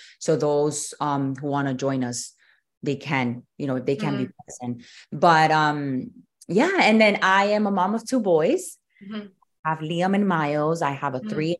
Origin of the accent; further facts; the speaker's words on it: Miami, Florida, United States; also born or lived in Louisiana / San Diego, California; I was born and raised here in Miami.